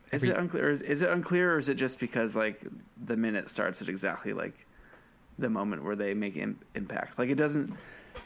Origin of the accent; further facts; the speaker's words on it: Great Barrington, Massachusetts, United States; moved away; back in my hometown, there was one that was like Sears, Great Barrington, Massachusetts